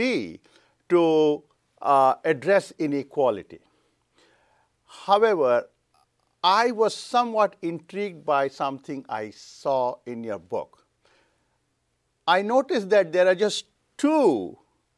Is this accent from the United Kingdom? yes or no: no; India; moved away; I am originally from India, and I noticed this in India